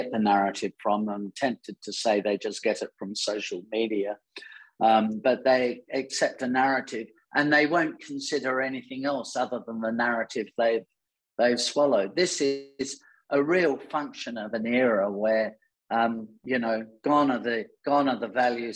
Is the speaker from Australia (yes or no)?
yes; Australia; as an Australian